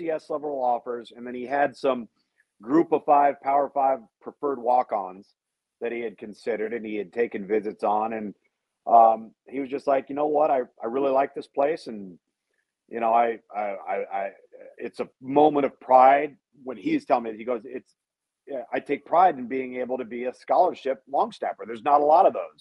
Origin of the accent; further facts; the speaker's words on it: Southern California, United States; also born or lived in Pasadena, California / Tempe, Arizona; I was born in Pasadena, grew up predominantly entirely in Southern California, aside from several years in Tempe, Arizona, when my dad was at Arizona State